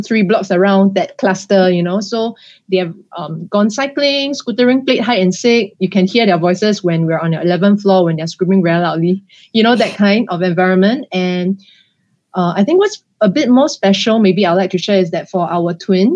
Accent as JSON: {"language": "English", "country": "Singapore", "tie": "born or raised there", "said": "I was born here"}